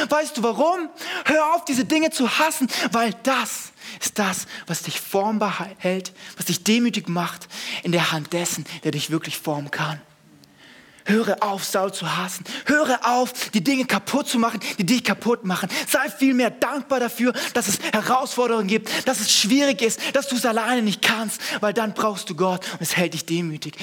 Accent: Segeten, Baden-Württemberg, Germany; Ich komme aus dem Dorf, von nirgendwo. Ich komme aus Segeten.

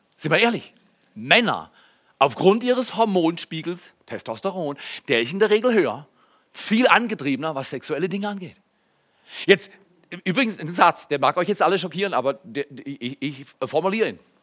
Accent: Germany; als Deutscher, ja, ich bin 30 Jahre verheiratet

